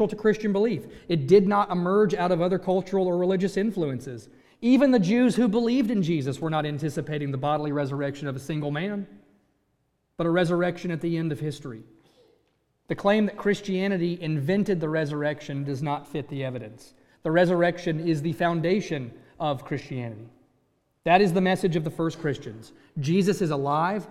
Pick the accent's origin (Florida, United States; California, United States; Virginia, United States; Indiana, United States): Virginia, United States; moved away; I grew up in Virginia